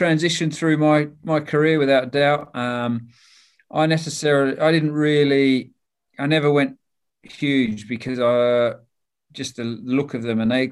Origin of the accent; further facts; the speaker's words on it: Toowoomba, Queensland, Australia; also born or lived in Papua New Guinea; now in England; I grew up in a place called Toowoomba